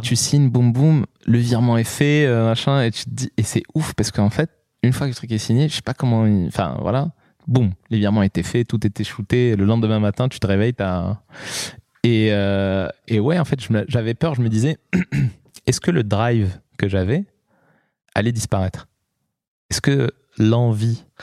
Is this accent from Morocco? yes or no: yes; Morocco; moved away; also born or lived in Lyon; Moi, je, suis né, j'ai grandi au Maroc